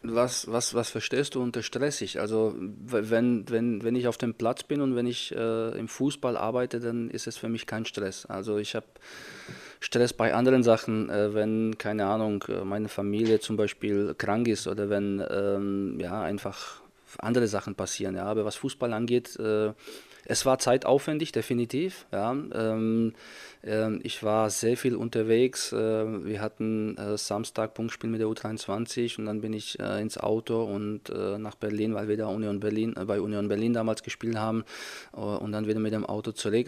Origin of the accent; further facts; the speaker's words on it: Czechia; German is a second language; moved away as an adult; also born or lived in Fürth, Germany; now in Germany; ungefähr 100 Kilometer entfernt ist von meinem Heimatort, wo ich groß geworden bin